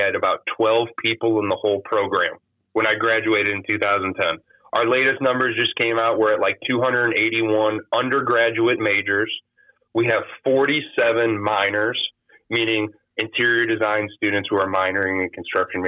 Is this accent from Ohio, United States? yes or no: yes; Jefferson, Ohio, United States; moved away as an adult; I'm from Jefferson, Ohio, Ashtabula County, Northeast Ohio.